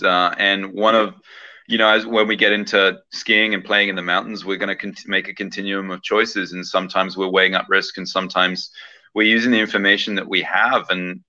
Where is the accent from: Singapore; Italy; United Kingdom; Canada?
United Kingdom; southern England; So I actually grew up in the UK, in southern England, and I spent the first about 20 years of my life being educated